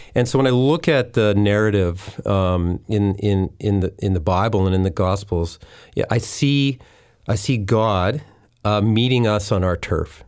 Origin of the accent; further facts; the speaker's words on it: Winnipeg, Manitoba, Canada; moved away as an adult; also born or lived in Deep Cove, North Vancouver; now in North Vancouver, Canada; I grew up in Winnipeg.